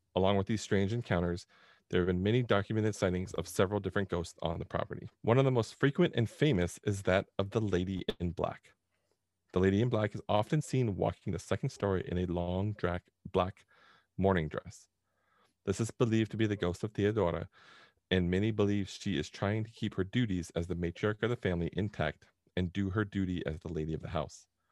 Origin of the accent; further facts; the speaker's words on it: Southern California, United States; we grew up in Southern California